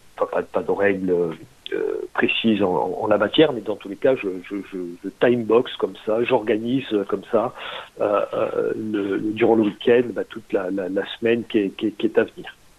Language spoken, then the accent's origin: French; Marseille, Provence-Alpes-Côte d'Azur, France; also born or lived in Toronto, Canada; Je suis, je suis marseillais